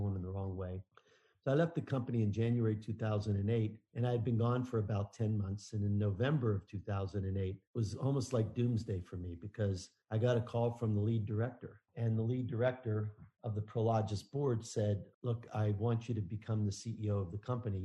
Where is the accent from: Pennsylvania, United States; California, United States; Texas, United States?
Pennsylvania, United States; Pittsburgh; I grew up in Pittsburgh.